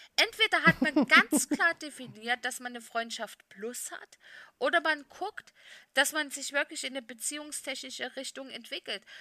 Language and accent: German; Saxony, Germany; meinem Heimatbundesland Sachsen